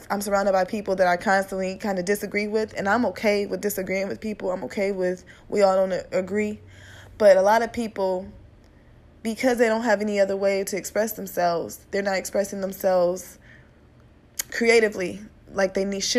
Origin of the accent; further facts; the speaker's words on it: Midwest, United States; You know, he's from the Midwest. I'm from the Midwest.